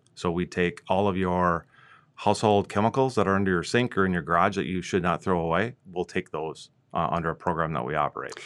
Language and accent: English; Minnesota, United States; moved away as an adult; also born or lived in South Dakota; My wife and I moved from South Dakota. We're originally from Minnesota